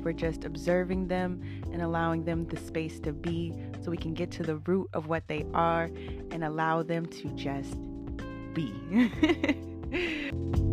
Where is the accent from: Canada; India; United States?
United States; Northern Virginia; I'm born and raised in Northern Virginia, A K A Nova, A K A D M V. Been here my entire twenty-eight years of life